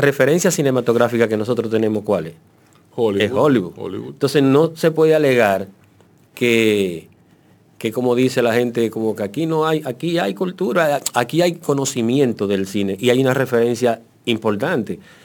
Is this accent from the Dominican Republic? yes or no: yes; Dominican Republic; somos dominicanos